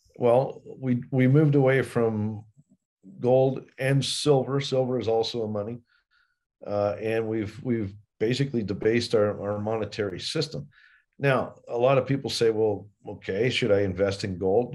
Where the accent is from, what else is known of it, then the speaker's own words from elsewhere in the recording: Colorado, United States; I grew up partly here in Colorado